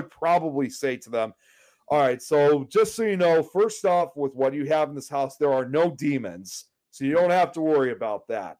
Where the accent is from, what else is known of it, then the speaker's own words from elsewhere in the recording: Illinois, United States; also born or lived in Chicago; I'm from Illinois, as you can see. I live in Chicago